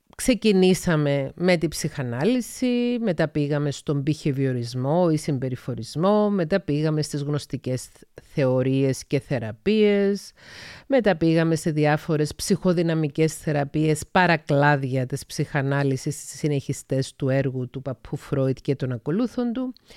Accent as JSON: {"language": "Greek", "town": "Paphos", "region": "Paphos District", "country": "Cyprus", "tie": "born or raised there", "also_born_or_lived": "Thessaloniki, Greece", "said": "κατάγομαι από την Κύπρο, γεννήθηκα στις 4 Μαΐου 1975 στην Πάφο της Κύπρου"}